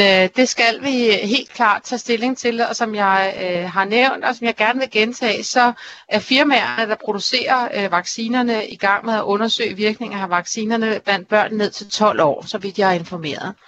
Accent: Denmark; vi er danskere

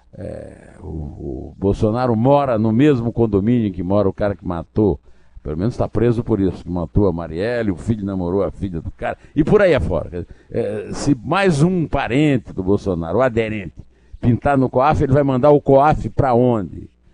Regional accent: sertão of the Northeast, Northeast Region, Brazil; lá no sertão do Nordeste, onde eu nasci e fui criado

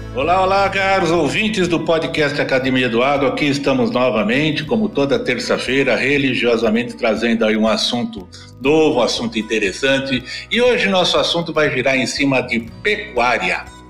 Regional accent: São Paulo, Brazil; eu também sou de São Paulo. Eu nasci em São Paulo. Aliás, eu sou, eu sou melhor do que paulistano, né? Eu sou do Principado da Moca

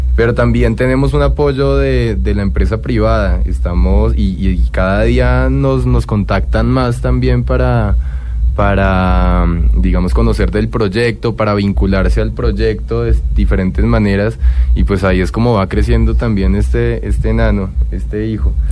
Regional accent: Colombia; somos una pareja catalano-colombiana

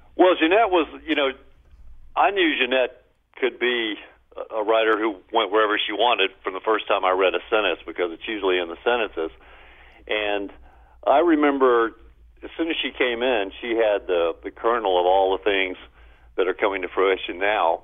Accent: Baton Rouge, Louisiana, United States; I grew up blue collar in Baton Rouge

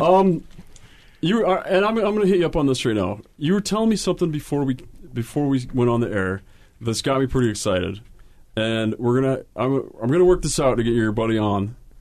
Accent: Utah, United States; when I started playing in Utah

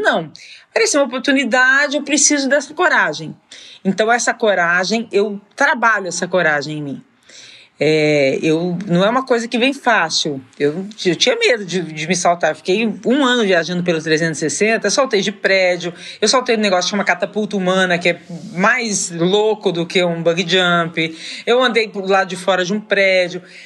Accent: São José do Rio Preto, São Paulo, Brazil; Eu sou de São José do Rio Preto

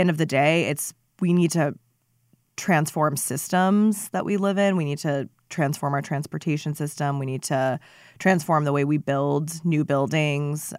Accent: Phoenix, Arizona, United States; also born or lived in Seattle, Washington; Phoenix and, and where we were on things, um, being my hometown

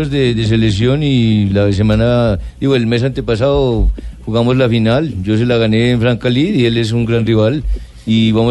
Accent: Barranquilla, Atlántico, Colombia; yo me alegro porque yo soy barranquillero

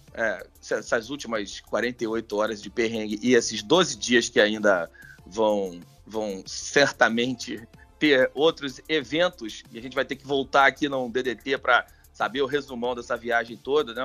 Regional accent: Rio de Janeiro, Brazil; eu sou do Meia

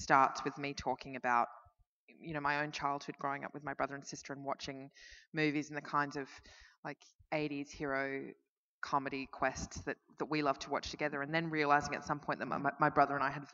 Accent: Melbourne, Victoria, Australia; I'm from Melbourne and Dan Andrews is our premier

